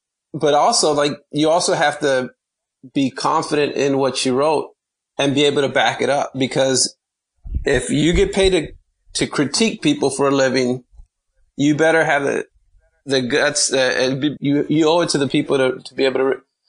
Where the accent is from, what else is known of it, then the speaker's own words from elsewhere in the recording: Compton, California, United States; moved away; I said, man, I'm from Compton.